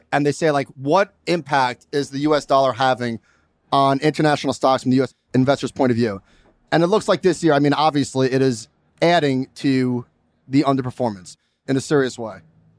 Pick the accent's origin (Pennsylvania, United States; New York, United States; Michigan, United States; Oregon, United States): New York, United States; I'm a New Yorker.